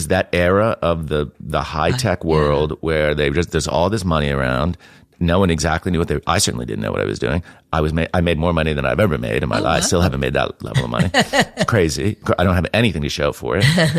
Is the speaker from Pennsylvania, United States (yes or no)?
yes; Mountaintop, Pennsylvania, United States; also born or lived in New Jersey; I'm American, and I grew up in America. I was born in New Jersey, of all places, and mostly kind of grew up in Pennsylvania.